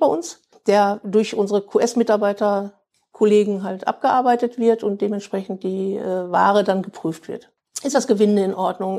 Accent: Bielefeld, North Rhine-Westphalia, Germany; für mich als Ur-Bielefelder, ich bin ja auch in mhm. Bielefeld mhm. geboren, ja, ist schon irgendwo, es ist meine Heimat

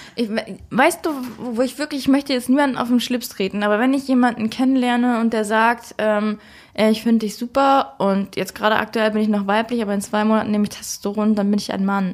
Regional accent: Germany; bei uns in Deutschland

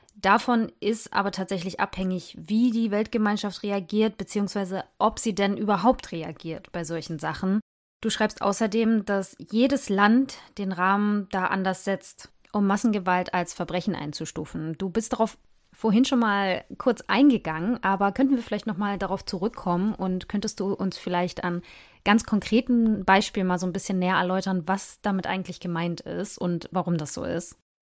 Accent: Germany; hier bei uns in Deutschland

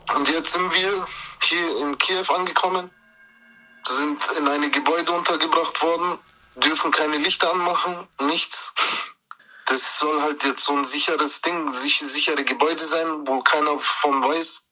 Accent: Germany; Meine Eltern sind aus der Türkei, ich bin aber in Deutschland geboren und aufgewachsen

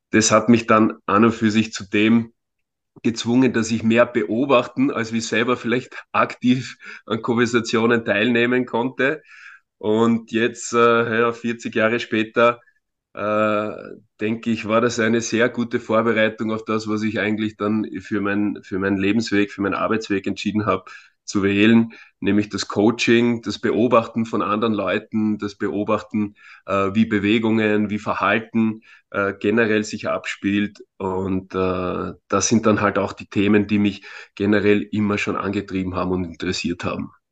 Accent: Vienna, Austria; born there; ich bin in Wien geboren, äh, komme ursprünglich aus einem Balkanstaat, aus Mazedonien.

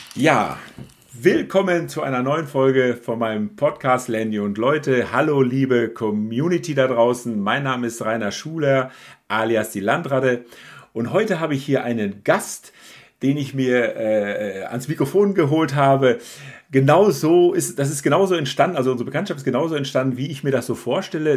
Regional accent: Calw district, Baden-Württemberg, Germany; wir aus der gleichen Region kommen

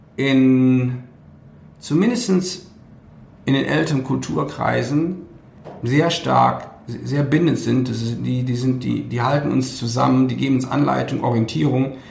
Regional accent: Cologne area, North Rhine-Westphalia, Germany; weil ich komme aus der Ecke von Köln

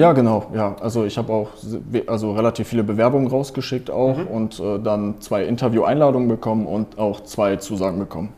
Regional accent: Cologne, North Rhine-Westphalia, Germany; ich bin gerade in Köln, also ich wohne in Köln, ich komme aus Köln

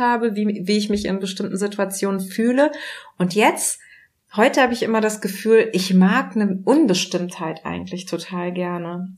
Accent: Germany; born or raised there

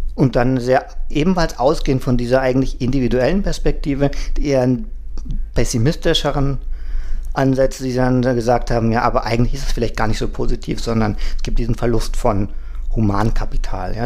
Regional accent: Germany; also born or lived in Mexico; now in Berlin, Germany; Ich bin ja, gut, als Deutscher in Berlin kein Migrant

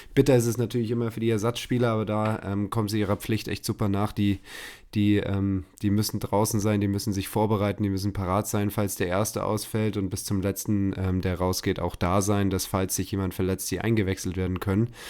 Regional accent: Munich, Bavaria, Germany; als Münchner

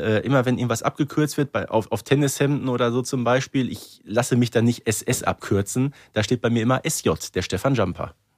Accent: Herten, North Rhine-Westphalia, Germany; ich komme aus Herten

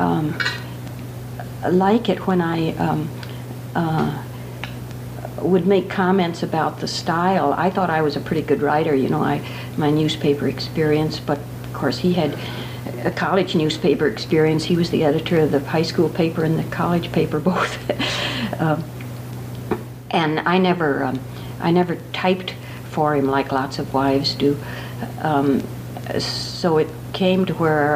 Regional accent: Rockford, Illinois, United States; moved away; also born or lived in Madison, Wisconsin; in Rockford, Illinois, in 1917.

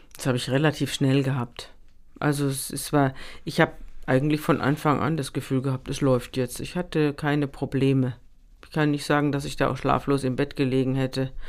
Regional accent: Munich, Bavaria, Germany; moved away as an adult; now in Hamburg, Germany; Ich komme ja aus München

